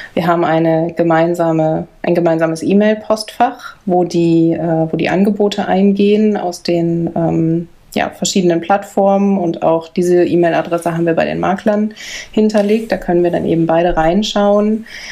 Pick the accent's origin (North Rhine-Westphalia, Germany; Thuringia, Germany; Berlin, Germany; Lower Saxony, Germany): North Rhine-Westphalia, Germany; Bielefeld; wir sind geboren in Bielefeld